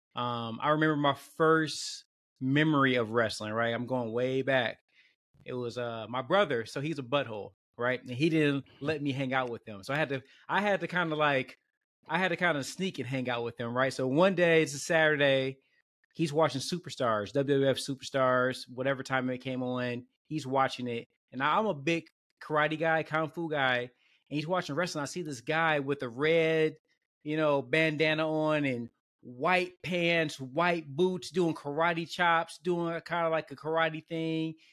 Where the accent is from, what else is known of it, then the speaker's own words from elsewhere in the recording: Detroit, Michigan, United States; I grew up in Detroit